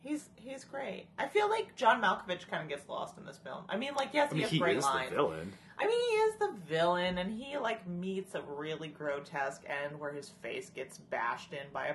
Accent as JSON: {"language": "English", "region": "Alabama", "country": "United States", "said": "I'm from Alabama. Oh, dog. I'm an Alabama man."}